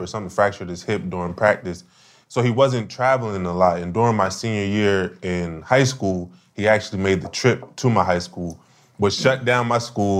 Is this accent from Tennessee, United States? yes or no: no; Wilmington, Delaware, United States; I came from Wilmington, Delaware